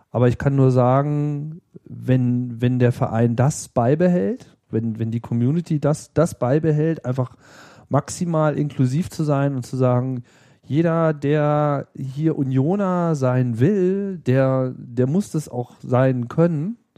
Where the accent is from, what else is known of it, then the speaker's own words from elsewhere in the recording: West Germany, Germany; Das war für mich immer, da war für mich so als Westdeutscher immer sehr viel zu holen.